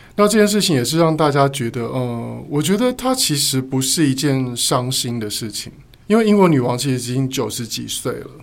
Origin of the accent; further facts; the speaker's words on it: Taiwan; 我们是台湾人嘛